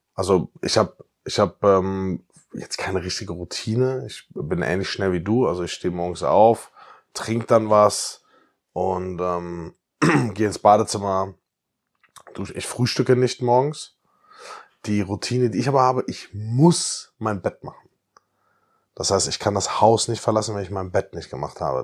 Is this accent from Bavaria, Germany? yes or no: no; Bietigheim-Bissingen, Baden-Württemberg, Germany; now in Cologne, Germany; Weil ich aus Bietigheim ein bisschen komme.